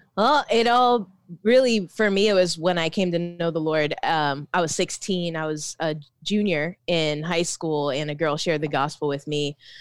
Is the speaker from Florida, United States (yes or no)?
yes; Orlando, Florida, United States; moved away as an adult; also born or lived in Philippines; now in Tampa, United States; I was raised in Orlando, uh, and born in the Philippines, but most of my life was in Orlando.